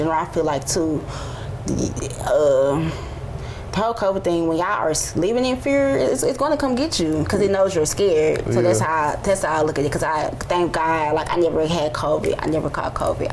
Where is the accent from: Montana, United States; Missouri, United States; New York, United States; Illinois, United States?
Missouri, United States; St. Louis; I'm a model from St. Louis. I do things outside of St. Louis